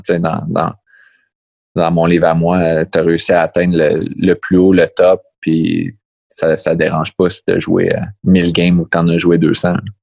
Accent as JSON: {"language": "French", "town": "Montreal", "region": "Quebec", "country": "Canada", "moved": "yes", "lives_now": "Pittsburgh, United States", "said": "je viens de Montréal"}